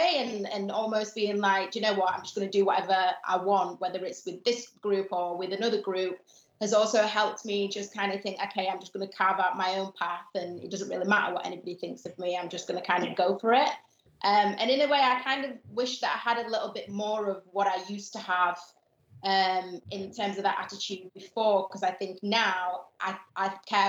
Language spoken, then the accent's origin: English; Gambia; For me, I'm not Nigerian, I'm not Ghanaian, I'm not Jamaican, and I'm from a tiny African country. Yeah. I think the smallest country in mainland Africa.